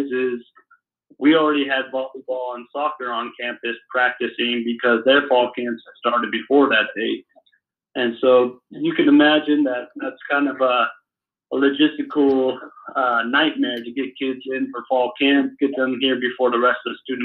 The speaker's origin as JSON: {"language": "English", "town": "Salt Lake City", "region": "Utah", "country": "United States", "tie": "born or raised there", "moved": "yes", "lives_now": "Huntsville, United States", "said": "I grew up in Salt Lake"}